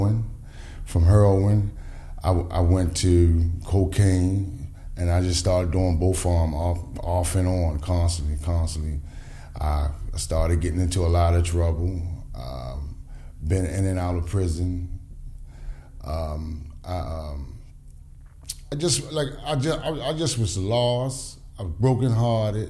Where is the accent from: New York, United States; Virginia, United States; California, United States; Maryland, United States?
Maryland, United States; Baltimore; I'm from Sandtown area.